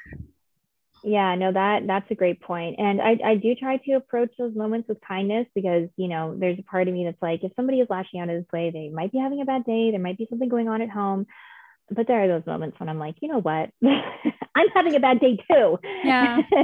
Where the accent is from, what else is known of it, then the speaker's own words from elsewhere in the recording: Toronto, Ontario, Canada; my hometown of Toronto